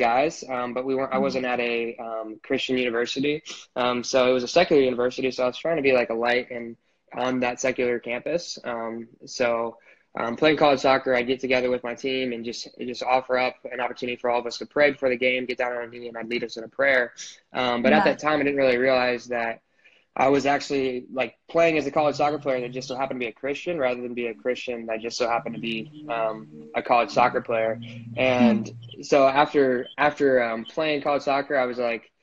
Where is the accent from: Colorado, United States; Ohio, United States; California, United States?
Ohio, United States; Marysville; I am from Marysville, Ohio. So it's like a small town outside of Columbus